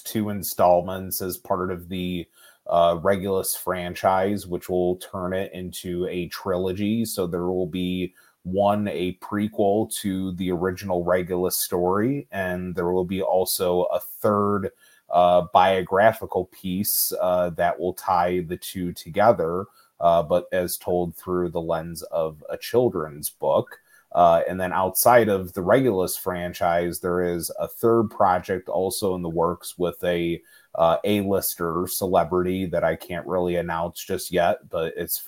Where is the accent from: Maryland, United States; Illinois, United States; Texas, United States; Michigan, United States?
Illinois, United States; Chicago; I am a Chicago native. I've spent most of my life in the state of Illinois.